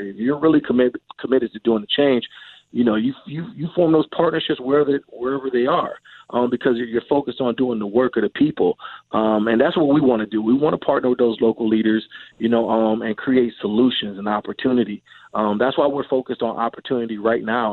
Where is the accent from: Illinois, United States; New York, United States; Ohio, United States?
Ohio, United States; Cleveland; moved away; I'm from Cleveland, Ohio, and, uh, many of the communities that I grew up around